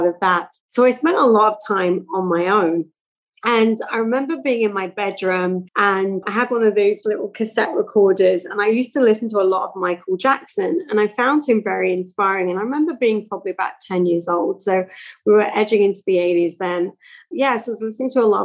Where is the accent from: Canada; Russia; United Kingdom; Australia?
United Kingdom; England; moved away; also born or lived in Milton Keynes; I grew up in England in the 70s and 80s.